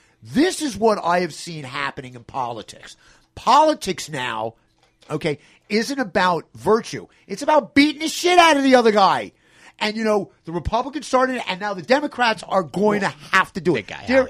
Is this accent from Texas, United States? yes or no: no; Philadelphia, Pennsylvania, United States; I'm from Philadelphia. You know, it's a whole band of crazy nuts comes from.